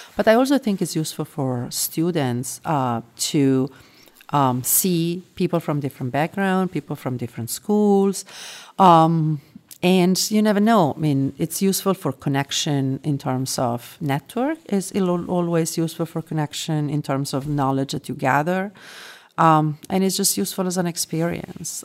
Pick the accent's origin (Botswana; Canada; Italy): Italy; moved away as an adult; also born or lived in London / Spain / France / United States; now in Singapore; I was born and raised in Italy, and, uh, there is where I lived, um, until I, I mean, officially until I was thirty.